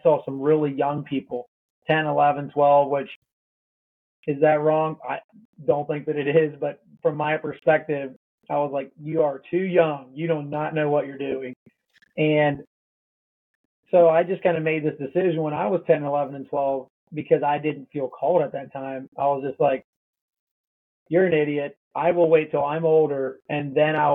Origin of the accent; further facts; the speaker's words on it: Pennsylvania, United States; I grew up in Pennsylvania and grew up in a Christian home.